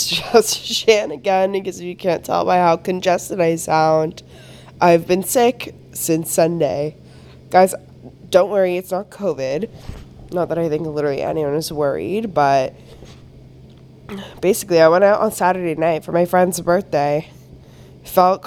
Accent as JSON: {"language": "English", "country": "Canada", "said": "I'm Canadian"}